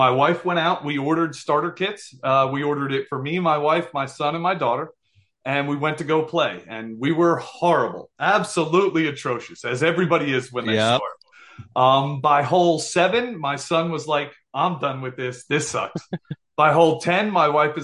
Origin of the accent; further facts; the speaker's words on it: New Jersey, United States; we're from Jersey here, and I'm one of five boys